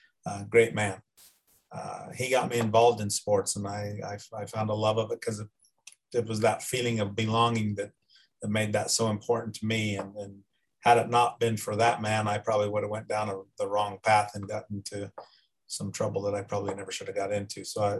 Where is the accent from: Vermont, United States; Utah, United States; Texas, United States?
Utah, United States; Price; also born or lived in Florence, Colorado; I was born in Florence, Colorado, where I was adopted. My adopted mother was from Price, so we moved back to Price when I was 4 years old. And I grew up in Carbon County, attended Carbon High School and the College of Eastern Utah